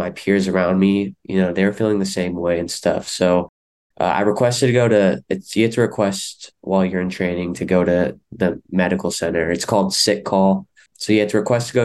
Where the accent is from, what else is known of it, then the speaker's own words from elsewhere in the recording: Stockton, California, United States; I'm born and raised in Stockton, California